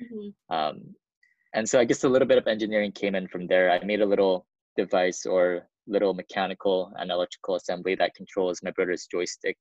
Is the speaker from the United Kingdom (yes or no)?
no; South Korea; So I come from a family of four. We're from South Korea.